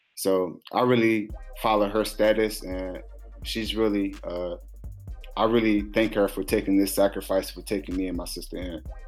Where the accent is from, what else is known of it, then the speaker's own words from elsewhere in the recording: Orangeburg, South Carolina, United States; growing up in Orangeburg